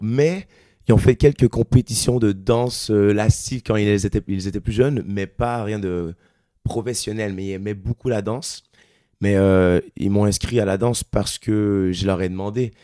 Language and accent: French; Quebec, Canada; accent: Québécois; moved away as an adult; now in Paris, France; Moi qui viens du Québec, euh, j'avais plusieurs fois rêvé de venir faire de la musique en France. Euh, en tant que Québécois